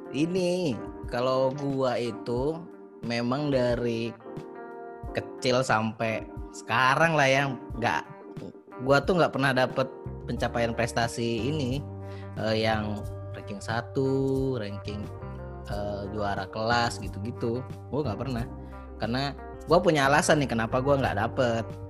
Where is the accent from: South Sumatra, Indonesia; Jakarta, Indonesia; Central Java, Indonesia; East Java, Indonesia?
South Sumatra, Indonesia; Martapura; moved away as an adult; also born or lived in Palembang; dulu kan di Martopuro, di kampung aku itu